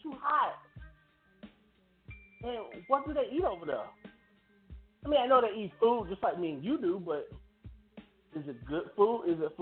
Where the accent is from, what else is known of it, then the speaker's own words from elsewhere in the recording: United States; I was born here in America.